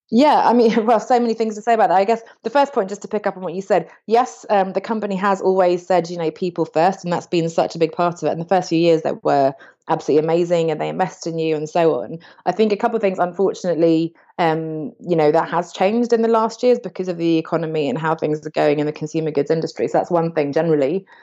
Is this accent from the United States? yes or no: no; England, United Kingdom; I grew up in England, but I changed to an American school